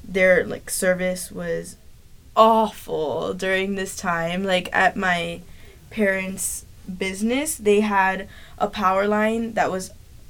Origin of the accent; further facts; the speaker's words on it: Kansas City, Missouri, United States; I'm from Kansas City. I lived through no hurricanes.